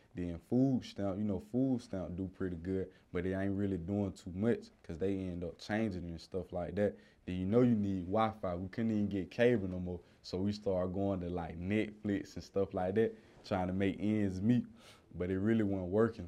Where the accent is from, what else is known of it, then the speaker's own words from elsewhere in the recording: Columbus, Georgia, United States; I grew up in Columbus, Georgia